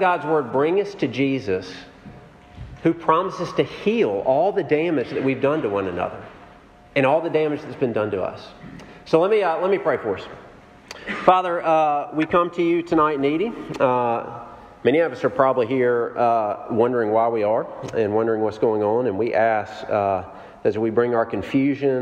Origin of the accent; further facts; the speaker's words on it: Jackson, Mississippi, United States; moved away; I grew up in Jackson, Mississippi